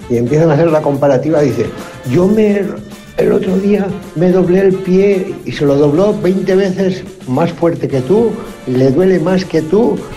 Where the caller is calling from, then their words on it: Jávea, Valencian Community, Spain; Hola, buenos días equipo … de Javia.